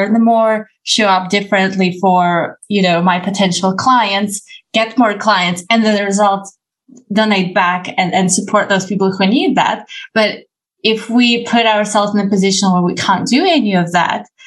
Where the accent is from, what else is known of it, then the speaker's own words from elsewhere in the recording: Ukraine; I come from Ukraine